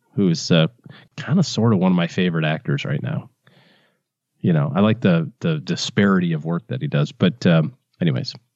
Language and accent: English; Michigan, United States; I'm from Michigan